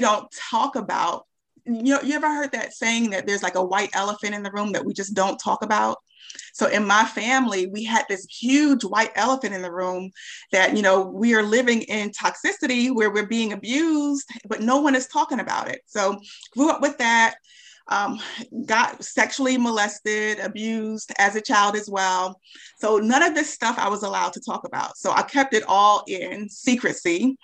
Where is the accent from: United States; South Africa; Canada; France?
United States; Charlotte, North Carolina; I'm from Charlotte